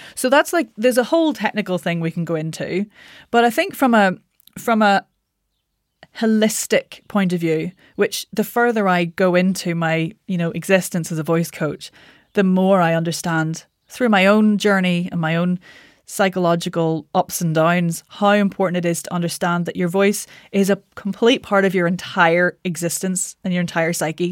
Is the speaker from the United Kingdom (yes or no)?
yes; Northern Ireland, United Kingdom; moved away as an adult; also born or lived in London; I'm Northern Irish